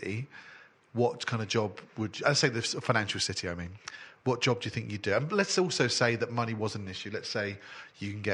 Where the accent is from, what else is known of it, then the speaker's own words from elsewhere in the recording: Dagenham, London, United Kingdom; I was born in Dagenham